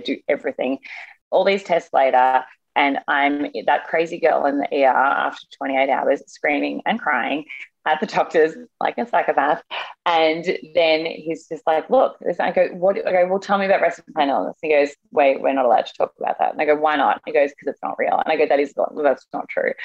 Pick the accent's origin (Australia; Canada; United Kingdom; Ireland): Australia; now in New York, United States; I'm Australian as well